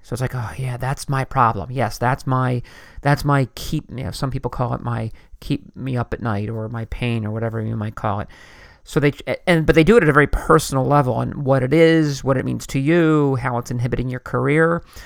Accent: Philadelphia, Pennsylvania, United States; I'm from the Philadelphia area

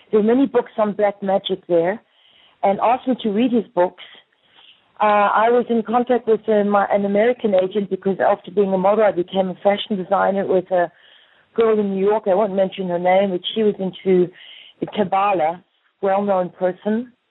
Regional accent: South Africa; moved away as an adult; when I arrived in Paris, I came from South Africa as a model.

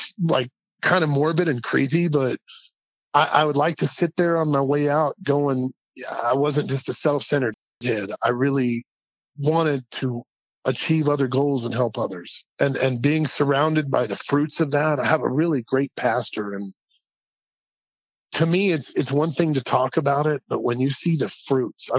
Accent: Red Bank, Tennessee, United States; also born or lived in Chattanooga, Tennessee; now in Albuquerque, United States; I love Chattanooga. I love Red Bank. I'm so thankful that I got to grow up in that part of the country

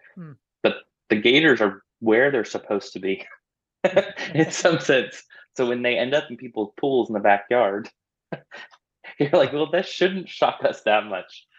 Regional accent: Orlando, Florida, United States; moved away as an adult; I was born and raised in Orlando, Florida

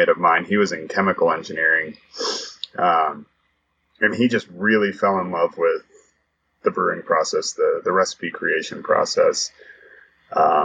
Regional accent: Broomfield, Colorado, United States; I grew up in Broomfield, Colorado, just a suburb of Denver

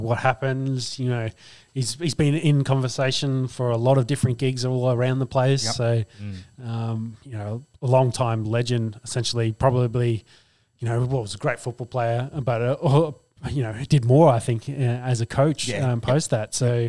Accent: Australia; I'm Australian.

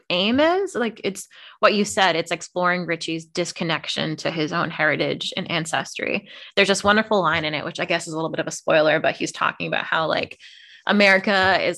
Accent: Connecticut, United States; I wonder if it's because, well, growing up in Connecticut, maybe there's just more Irish culture around in general.

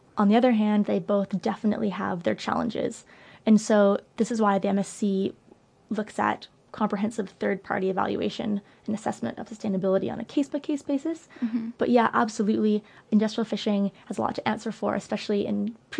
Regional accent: Canada; I'm Canadian

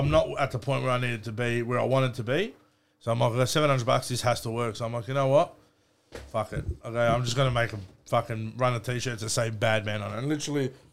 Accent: Melbourne, Victoria, Australia; I grew up in Doncaster and Baldwin with my grandparents

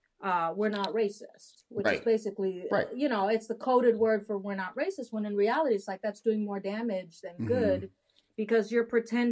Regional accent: Haiti; born there; also born or lived in Dominican Republic; I was born in Haiti and adopted from Haiti. Actually, an illegal adoption, more of a trafficking case.

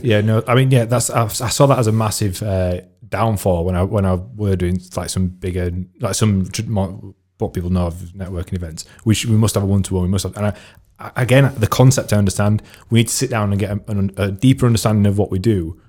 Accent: United Kingdom; I am British.

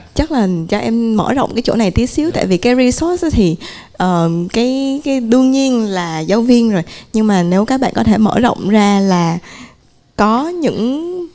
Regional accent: Vietnam; mình cũng người Việt Nam

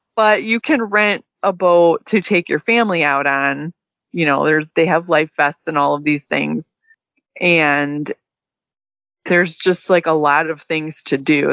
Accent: Midwest, United States; now in Texas, United States; me and you were, you know, growing up in the Midwest

